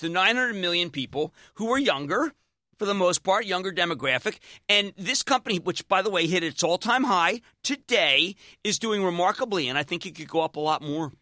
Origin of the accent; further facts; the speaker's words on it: Philadelphia, Pennsylvania, United States; now in New Jersey, United States; we're both Philadelphian